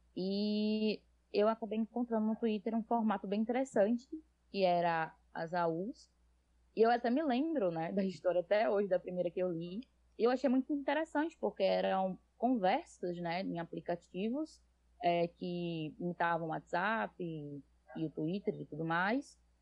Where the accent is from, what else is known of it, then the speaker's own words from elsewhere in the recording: Natal, Rio Grande do Norte, Brazil; accent: nordestino; E eu sou nordestina, como pode ver pelo sotaque. Um, sou de Natal, no Rio Grande do Norte